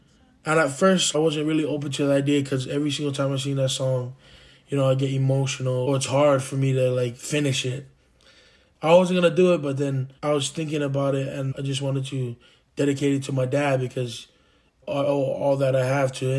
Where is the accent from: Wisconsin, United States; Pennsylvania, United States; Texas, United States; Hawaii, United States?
Hawaii, United States; my dad, he's a Tongan and Samoan. You know, growing up in Hawaii